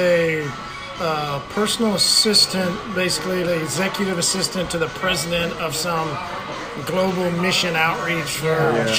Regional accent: Oklahoma, United States; We're from Oklahoma.

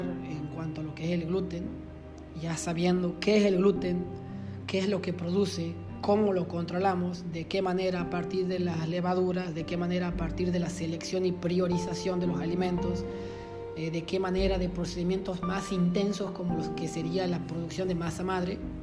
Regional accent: Loreto, Argentina; moved away; en mi pueblo, en Loreto, digo pueblo, ya es una ciudad

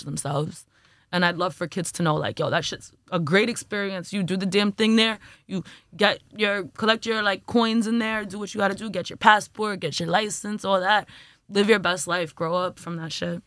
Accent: New York City, New York, United States; also born or lived in Jamaica, Queens / Flatbush, Brooklyn; I'm from Brooklyn, New York, born and raised more or less

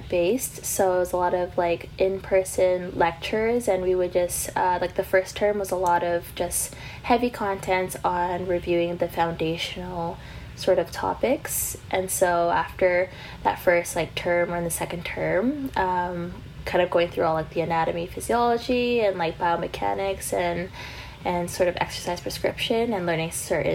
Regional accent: Vancouver, British Columbia, Canada; now in London, United Kingdom; I actually flew back to Vancouver from March onwards. So I was actually home from March to end of August of last year

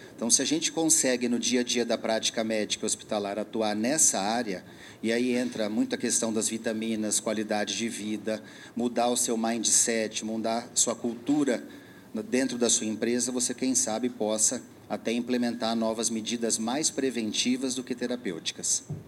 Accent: São Paulo, Brazil; eu sou aqui de São Paulo, sou médico.

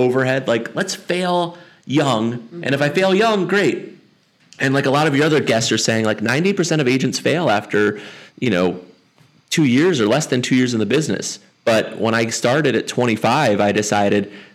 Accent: Montgomery County, Maryland, United States; I'm a local. I'm a local Montgomery County kid, so lived here my whole life

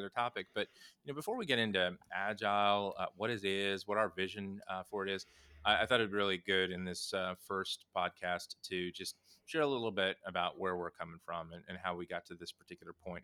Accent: Southern Indiana, United States; moved away; I grew up in the Midwest, in Southern Indiana

